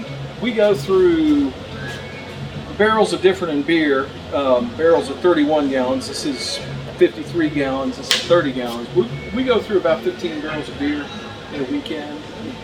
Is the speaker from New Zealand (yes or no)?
no; Saint Croix, U.S. Virgin Islands; You know what? This is my hometown, and these two guys decided they wanted to open up a brewery down here, and I couldn't not be involved.